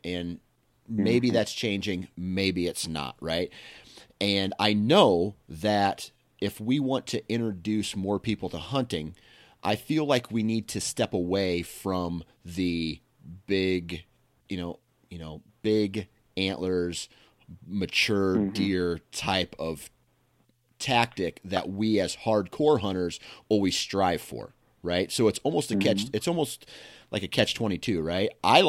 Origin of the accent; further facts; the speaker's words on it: Iowa, United States; I'm from Iowa. I'm blessed to hunt big antler deer.